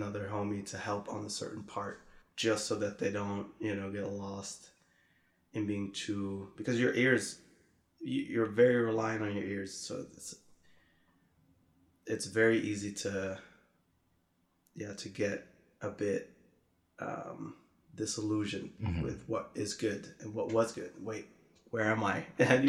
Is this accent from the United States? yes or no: no; Netherlands; I grew up in the Netherlands, and there were these two homies I would hang with.